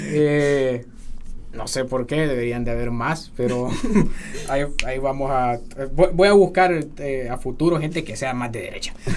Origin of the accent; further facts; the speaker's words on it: Honduras; somos los hondureños patriotas